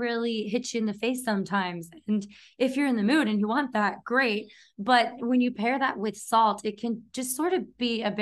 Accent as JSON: {"language": "English", "region": "Texas", "country": "United States", "moved": "yes", "lives_now": "California, United States", "said": "I'm from Texas and we're in California now"}